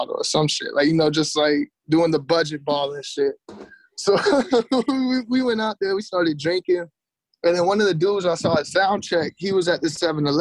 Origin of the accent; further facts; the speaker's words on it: North Carolina, United States; moved away as an adult; also born or lived in Phoenix, Arizona / Los Angeles / Washington; now in London, United Kingdom; I grew up in North Carolina